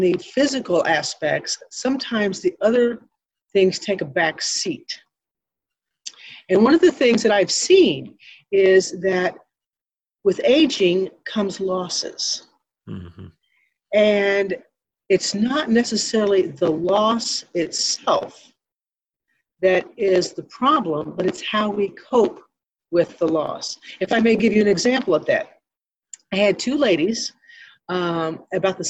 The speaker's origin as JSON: {"language": "English", "town": "Ironton", "region": "Missouri", "country": "United States", "tie": "born or raised there", "said": "I was born and raised in Ironton, Missouri, where the Baptist Home is located here in the beautiful Arcadia Valley."}